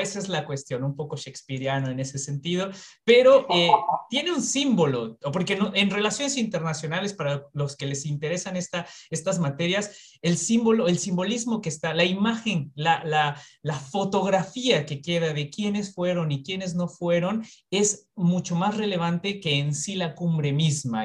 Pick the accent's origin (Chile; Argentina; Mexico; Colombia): Mexico; yo, que soy de México